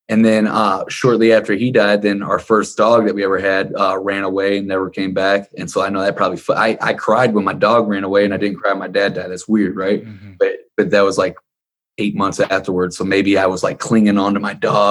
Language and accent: English; Ferguson, Missouri, United States; we grew up in Ferguson, Missouri